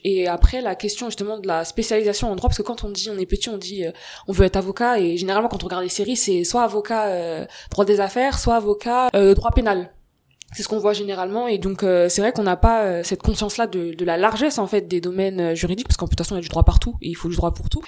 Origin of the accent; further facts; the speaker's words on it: Seine-Saint-Denis, Île-de-France, France; je viens du 93